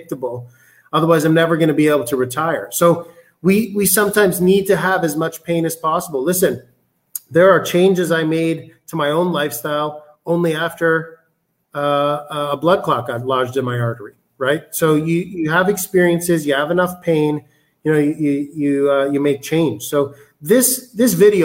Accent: Canada; moved away as an adult; I'm Canadian

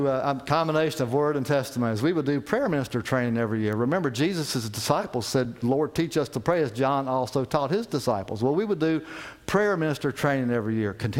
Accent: West Virginia, United States; moved away; I'm from West Virginia

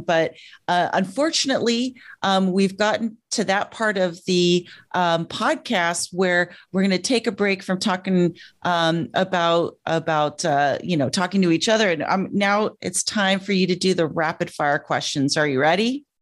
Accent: Joshua Tree, California, United States; moved away; I left Joshua Tree, California

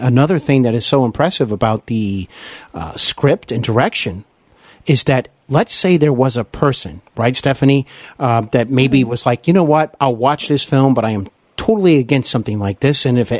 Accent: Cincinnati, Ohio, United States; Cincinnati. I know there's a lot of friends and listeners who listen from my hometown

